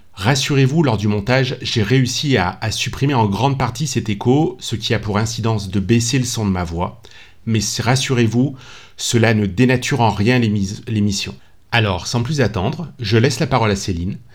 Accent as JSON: {"language": "French", "town": "Lyon", "region": "Auvergne-Rhône-Alpes", "country": "France", "said": "on est tous les deux originaires de la ville de Lyon"}